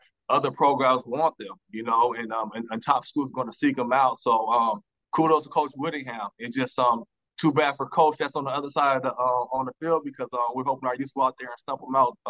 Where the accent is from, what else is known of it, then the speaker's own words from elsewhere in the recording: Las Vegas, Nevada, United States; moved away; we know we're going back to Vegas, my hometown